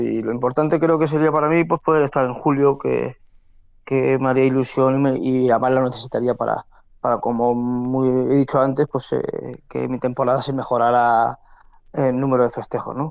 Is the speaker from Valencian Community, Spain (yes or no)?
yes; Castellón, Valencian Community, Spain; torear en mi tierra